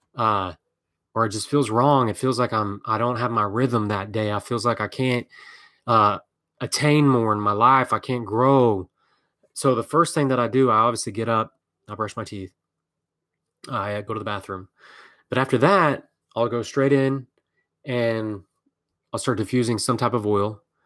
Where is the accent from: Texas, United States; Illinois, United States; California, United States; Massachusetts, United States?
Texas, United States; I'm from Texas